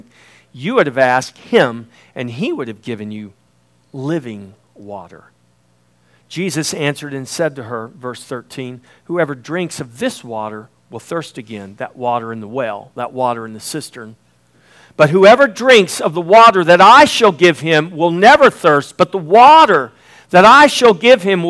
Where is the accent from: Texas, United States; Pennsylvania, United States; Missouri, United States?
Texas, United States; Indianola; I'm from the Texas coast down in Indianola